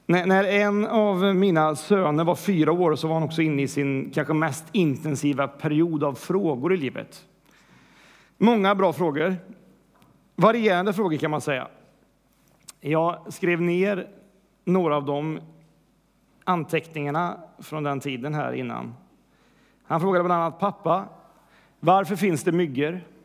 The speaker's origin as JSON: {"language": "Swedish", "country": "Sweden", "said": "vi vill vara mainstream som svenskar"}